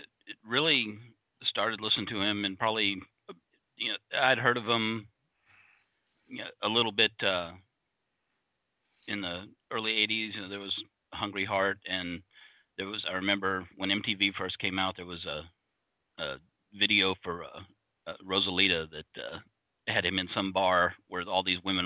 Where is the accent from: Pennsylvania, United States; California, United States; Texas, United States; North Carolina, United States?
Texas, United States; El Paso; I grew up in El Paso.